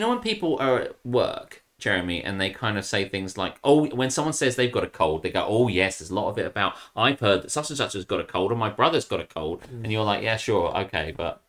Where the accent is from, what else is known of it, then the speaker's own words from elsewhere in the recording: United Kingdom; I'm too British for that shit. I'm too British for that shit, too lazy to cook.